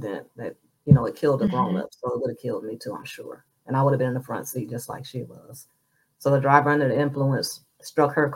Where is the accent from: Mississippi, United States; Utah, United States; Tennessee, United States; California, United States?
Mississippi, United States; Moss Point; moved away as an adult; I'm from Moss Point, Mississippi, and I'm a number 9 of 12 children